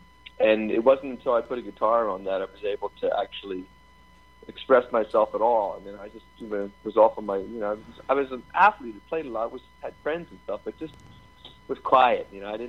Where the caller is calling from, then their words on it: Philadelphia, Pennsylvania, United States; Philadelphia, Pennsylvania.